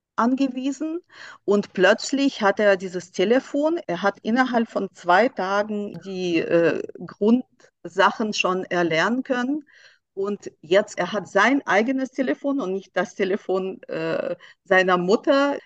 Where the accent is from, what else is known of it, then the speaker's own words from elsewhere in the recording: Russia; now in Germany; ich komme selber aus Russland